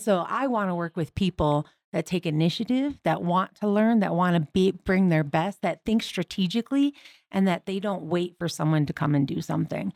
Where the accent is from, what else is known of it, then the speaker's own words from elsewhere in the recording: Michigan, United States; moved away; I'm originally from Michigan